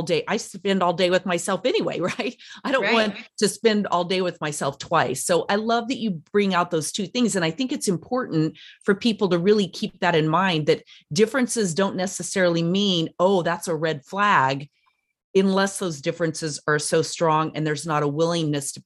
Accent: Durango, Colorado, United States; I'm from Durango, Colorado, which is a fun little touristy town

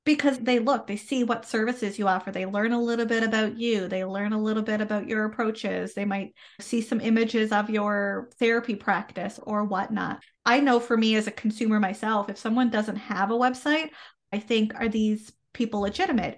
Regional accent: Canada; I am a Canadian social worker

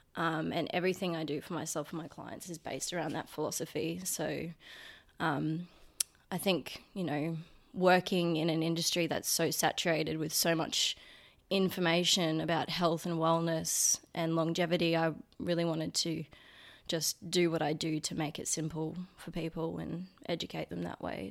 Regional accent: Brisbane, Queensland, Australia; I grew up in Brizzy

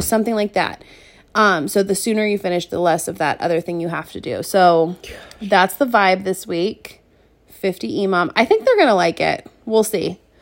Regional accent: Seattle, Washington, United States; we grew up in Seattle

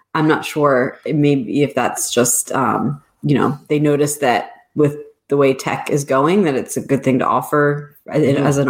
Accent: Baltimore, Maryland, United States; I am from Baltimore, Maryland, and I own my own design company

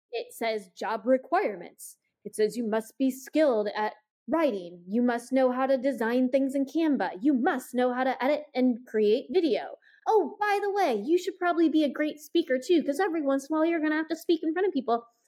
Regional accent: Iowa, United States; I grew up in Iowa

